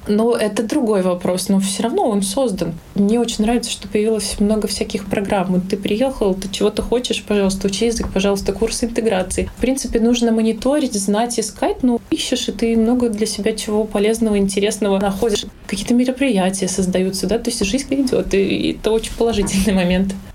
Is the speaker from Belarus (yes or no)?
yes; Minsk, Belarus; moved away as an adult; now in Riga, Latvia